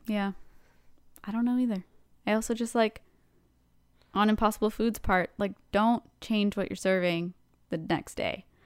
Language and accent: English; Canada; we're Canadian